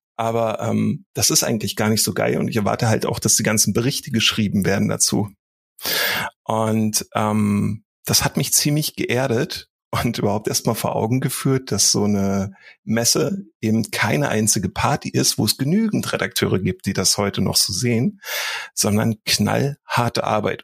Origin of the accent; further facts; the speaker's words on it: Berlin, Germany; moved away; also born or lived in Dresden; Also ich bin ja in Berlin groß geworden und erst später nach Dresden gezogen